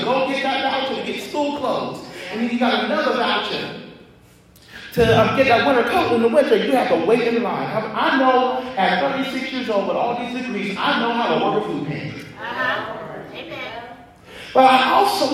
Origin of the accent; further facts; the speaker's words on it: Columbus, Ohio, United States; I'm from Columbus